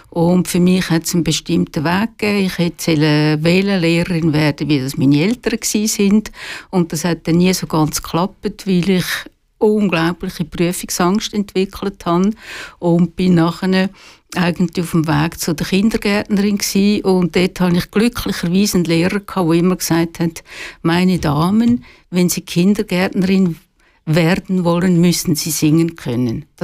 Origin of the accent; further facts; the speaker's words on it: Küsnacht, Zurich, Switzerland; also born or lived in Biel; bin in Zürich aufgewachsen